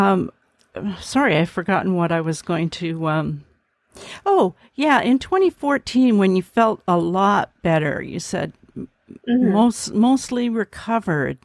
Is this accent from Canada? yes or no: yes; Canada; I'm from Canada